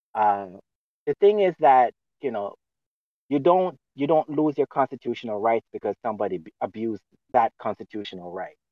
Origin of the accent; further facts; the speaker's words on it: Jamaica; now in United States; I came from Jamaica